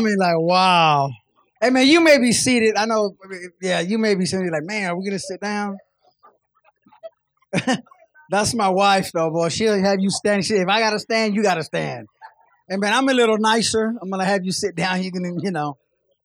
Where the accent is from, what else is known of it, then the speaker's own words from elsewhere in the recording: Kansas City, United States; We're from Kansas City